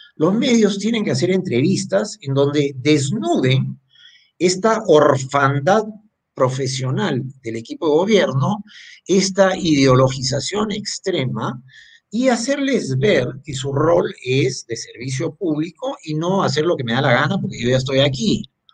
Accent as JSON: {"language": "Spanish", "country": "Peru", "said": "somos los peruanos"}